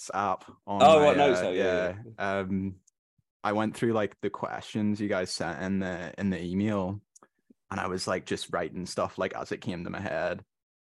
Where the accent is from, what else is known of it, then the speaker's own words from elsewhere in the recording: Northern Ireland, United Kingdom; I'm from Northern Ireland